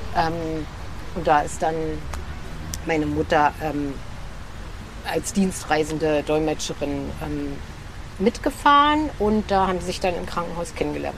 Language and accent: German; Germany; DDR ist ähm, einfach das Land, in dem ich geboren bin